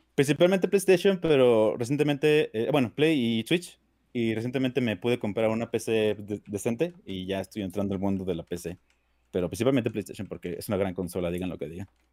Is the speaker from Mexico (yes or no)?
yes; Durango, Mexico; yo soy obviamente mexicano, igual que todos ustedes, más que yo soy de Durango, del estado del norte